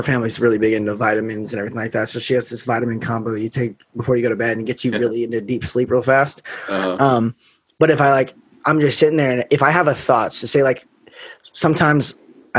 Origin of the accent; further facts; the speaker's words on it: Las Vegas, Nevada, United States; I grew up in Vegas